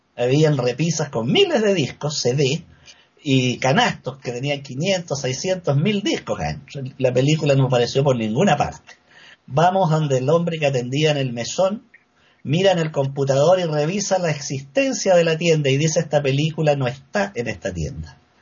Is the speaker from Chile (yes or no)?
yes; Valdivia, Los Ríos, Chile; moved away as an adult; now in Santiago, Chile; Yo me crié en Valdivia, una ciudad situada al sur de Chile